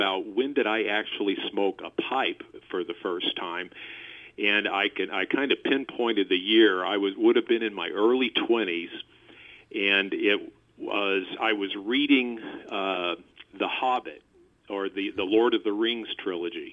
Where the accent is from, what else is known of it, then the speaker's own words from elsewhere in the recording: Fredericktown, Missouri, United States; now in Washington, Missouri, United States; I am an original Missouri boy. I grew up down in southeast Missouri in a small town called Fredericktown